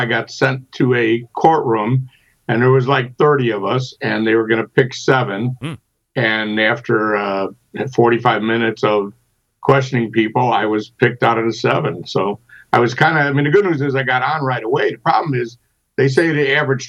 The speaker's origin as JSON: {"language": "English", "town": "Chicago", "region": "Illinois", "country": "United States", "tie": "born or raised there", "moved": "yes"}